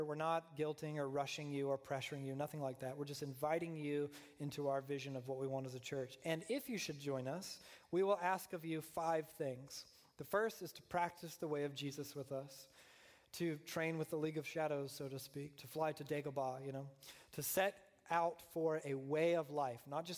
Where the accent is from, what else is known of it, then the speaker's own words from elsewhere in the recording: Deep South, United States; I was raised in the Deep South, a fundamentalist Southern Baptist upbringing